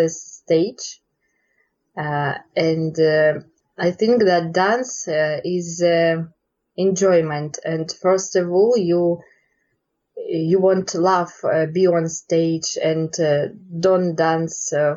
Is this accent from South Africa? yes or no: no; Russia; in Russia we have a lot of competition